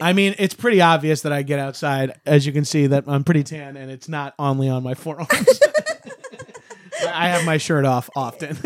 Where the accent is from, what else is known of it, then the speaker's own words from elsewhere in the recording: Long Island, New York, United States; we love our vowels on Long Island